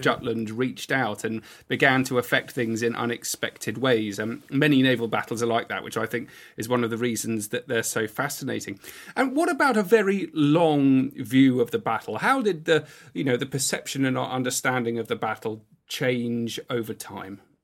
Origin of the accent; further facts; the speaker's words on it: United Kingdom; being a British historian